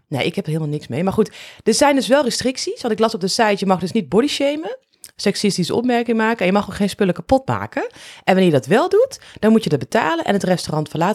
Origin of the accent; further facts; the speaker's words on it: Netherlands; als Nederlanders